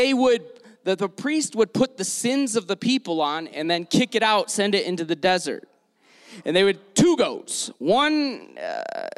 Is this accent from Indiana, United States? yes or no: no; Detroit, Michigan, United States; also born or lived in San Diego; now in Salt Lake City, United States; I grew up in Detroit